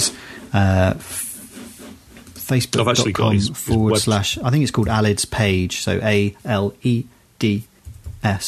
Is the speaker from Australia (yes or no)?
no; United Kingdom; I'm British